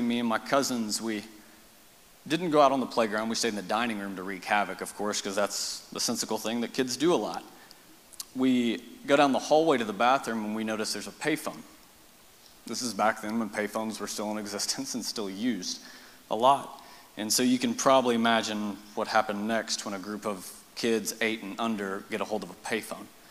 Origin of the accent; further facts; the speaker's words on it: Marble Falls, Texas, United States; also born or lived in Austin, Texas; raised in Marble Falls